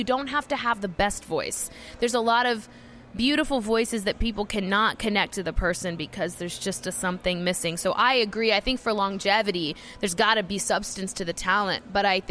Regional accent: Georgia, United States; now in Nashville, United States; I grew up in Georgia.

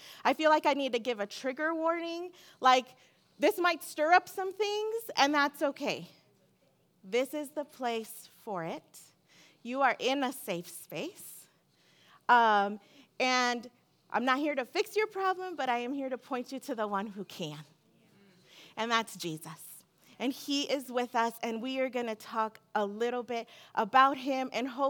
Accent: Seal Beach, California, United States; I come from Seal Beach, California, where I go to church.

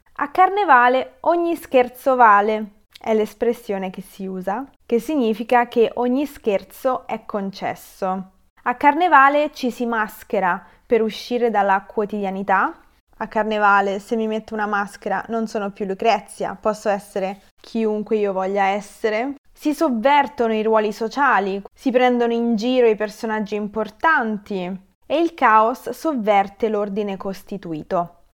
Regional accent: Rome, Lazio, Italy; io le chiamo frappe perché sono di Roma

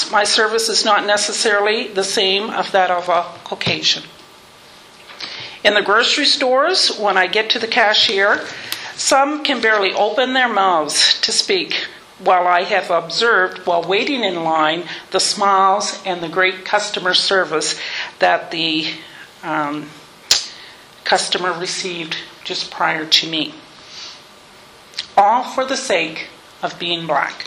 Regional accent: Sheffield Mills, Nova Scotia, Canada; also born or lived in Wolfville; raised in a small community called Sheffield Mills

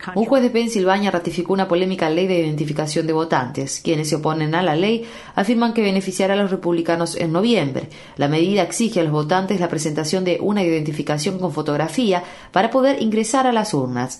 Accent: Ecuador

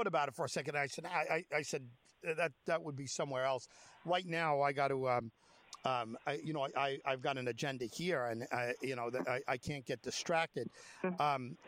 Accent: United States; I'm an American

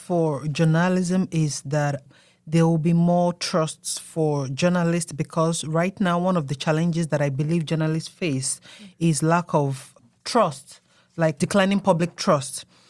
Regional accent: Nigeria; myself, my humble self from Nigeria. I was the student graduate liaison, and I'm from Nigeria.

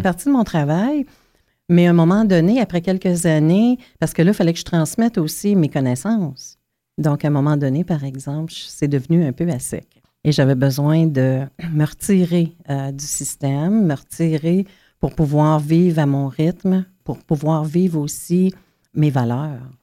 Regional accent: Pikogan, Quebec, Canada; j'ai grandi à un kilomètre ou deux de la réserve euh, d'où je viens, parce que je viens de Picogan, en Abitibi

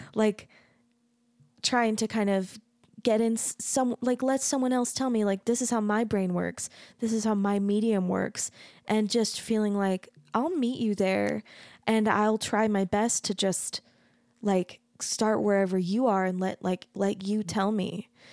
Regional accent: United States

